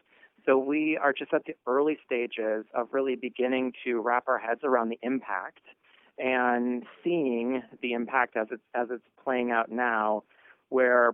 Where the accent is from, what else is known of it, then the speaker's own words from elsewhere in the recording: rural Minnesota, United States; I grew up in rural Minnesota